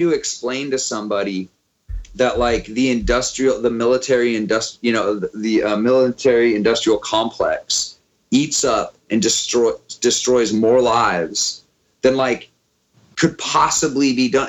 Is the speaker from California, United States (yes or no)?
yes; Auburn, California, United States; also born or lived in Sacramento, California; now in Oakland, United States; growing up in Auburn, like I realized, like I grew up around a bunch of like sort of redneck